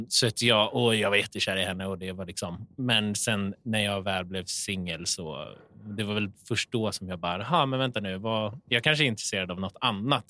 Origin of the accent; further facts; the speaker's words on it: Åkersberga, Stockholm County, Sweden; Jag är från Åkersberga, norr om mm. Stockholm